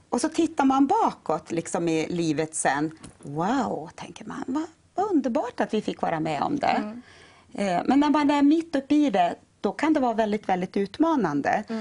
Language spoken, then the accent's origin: Swedish; Norrland, Sweden; Vi är norrlänningar. Bägge två.